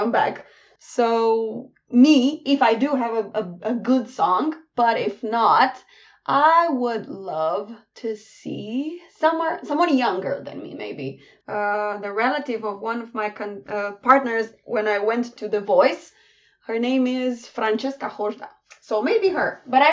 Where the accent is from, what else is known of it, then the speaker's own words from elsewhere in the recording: Cluj-Napoca, Cluj County, Romania; in my hometown, in Cluj-Napoca